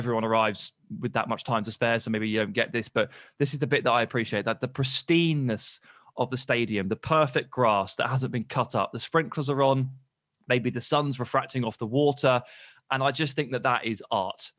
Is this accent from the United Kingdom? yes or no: yes; England, United Kingdom; I'm British, I'm English